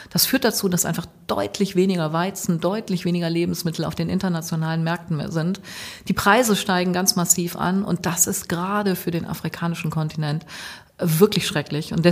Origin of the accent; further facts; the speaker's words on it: Münster, North Rhine-Westphalia, Germany; ich komme aus Münster, lebe hier im Südviertel